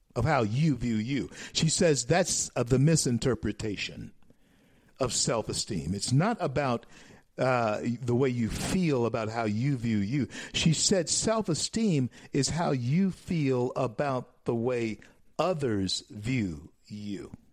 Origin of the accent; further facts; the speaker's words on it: Shreveport, Louisiana, United States; Shreveport, Louisiana, my hometown born in Confederate Memorial Hospital